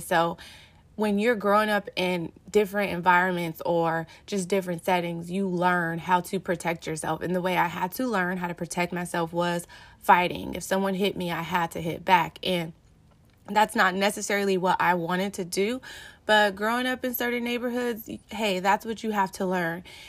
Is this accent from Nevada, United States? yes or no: no; Los Angeles, California, United States; growing up in South Central L A and moving around in different neighborhoods